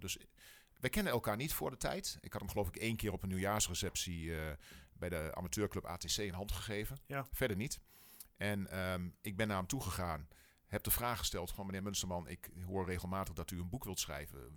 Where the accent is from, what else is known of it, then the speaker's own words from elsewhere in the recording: Wierden, Overijssel, Netherlands; Ik kom uit Wierden, wij wonen in Wierden. Ehm, dus wel een echte tukker